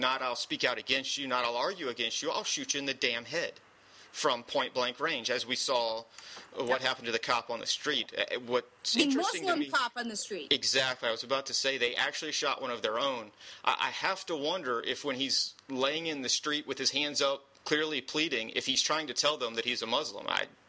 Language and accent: English; the South, United States; my Southern fried ass isn't even going to pretend to do any French.